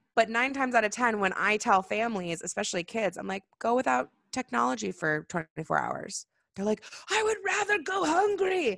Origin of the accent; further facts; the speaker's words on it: Seattle, Washington, United States; moved away; also born or lived in California; growing up in Seattle